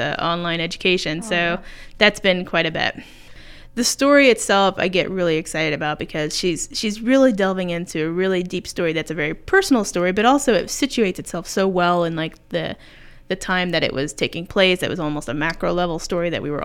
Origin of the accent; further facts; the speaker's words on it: Mooresville, Indiana, United States; also born or lived in Fishers, Indiana; now in Muncie, United States; I went to Mooresville High School, so just southwest of Indianapolis